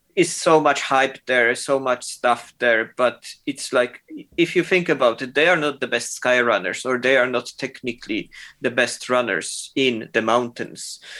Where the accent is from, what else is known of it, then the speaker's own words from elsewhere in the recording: Poland; moved away as an adult; also born or lived in Germany / United Kingdom / New York / Milan; I'm from Poland, uh, uh, and I'm basically moved from Poland when I was 18.